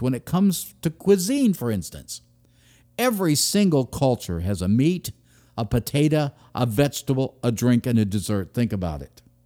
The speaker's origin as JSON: {"language": "English", "country": "United States", "said": "I am an American"}